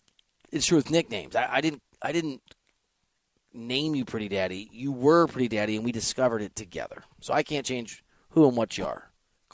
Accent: Missouri, United States; moved away; Missouri, where I'm from, where I went to college, is the Show Me State.

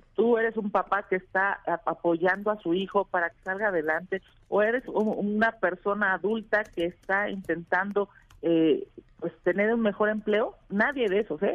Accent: Mexico; somos vecinos de Estados Unidos

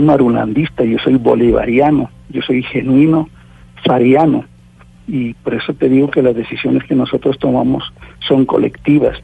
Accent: Colombia; aquí en mi país

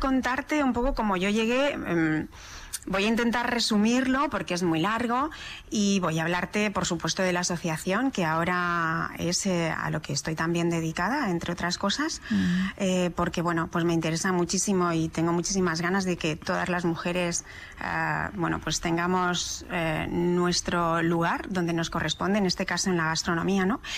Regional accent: Madrid, Community of Madrid, Spain; also born or lived in Socuéllamos, Ciudad Real, Castilla-La Mancha; yo soy manchega, nací en un pueblo de La Mancha, que es Socuéllamos, desde la provincia de Ciudad Real, pero luego me crié en Madrid

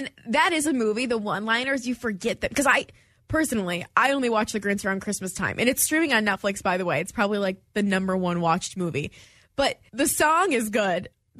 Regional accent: Detroit, Michigan, United States; moved away as an adult; now in Houston, United States; this being my first holiday in Houston and I'm from Detroit

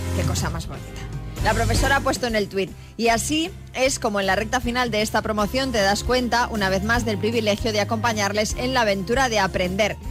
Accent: Argentina; now in Alicante, Spain; Somos de origen argentino

